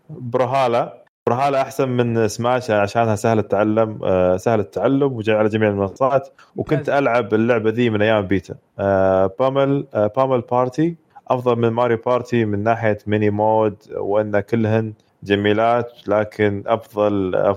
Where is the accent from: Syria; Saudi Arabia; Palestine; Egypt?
Saudi Arabia; عندنا في السعوديه